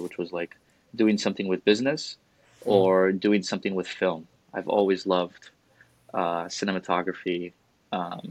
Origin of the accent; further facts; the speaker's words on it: New York City, New York, United States; moved away as an adult; also born or lived in Montana / Chicago; now in Charlotte, United States; I grew up in New York City